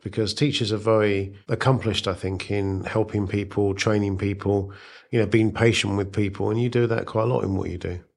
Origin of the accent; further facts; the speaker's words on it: United Kingdom; also born or lived in India; now in United States; moved to the U K when I was nine months old, so it, it doesn't really count. And, uh, so brought up in the U K.